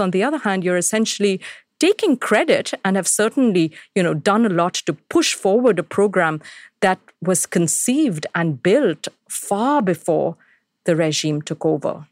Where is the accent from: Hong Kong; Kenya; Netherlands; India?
India; Delhi; moved away as an adult; now in United States; people in my hometown of Delhi